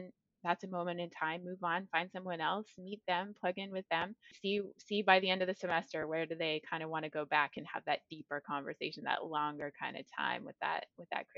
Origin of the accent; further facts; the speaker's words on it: the North, Nunavut, Canada; moved away; I grew up in the North and that felt like where my heart was.